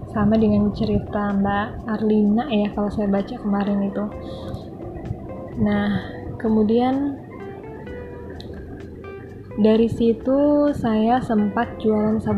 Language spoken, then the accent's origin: Indonesian; Bandung, West Java, Indonesia; born there; Perkenalkan … Saya ibu dari tiga orang anak Saya kelahiran Bandung Tahun 83